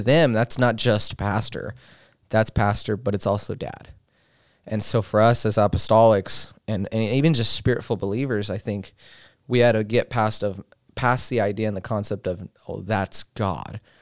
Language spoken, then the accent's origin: English; Colorado, United States; moved away; I've been born and raised in Colorado